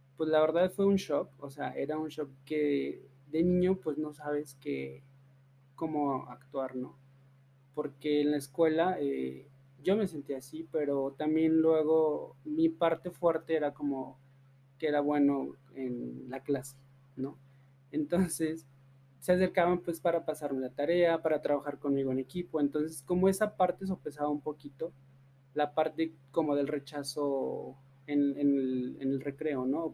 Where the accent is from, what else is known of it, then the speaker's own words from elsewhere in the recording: Teocaltiche, Jalisco, Mexico; moved away as an adult; now in Aguascalientes, Mexico; los dos somos de, de, de Teocaltiche, de allá de Jalisco